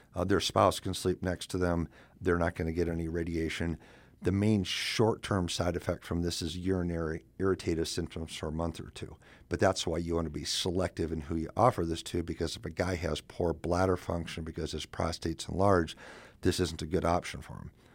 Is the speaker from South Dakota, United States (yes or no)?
yes; South Dakota, United States; moved away as an adult; also born or lived in Madison, Wisconsin; I'm originally from South Dakota and went to Augie, then USD, then I went to Badgerland out of Madison, Wisconsin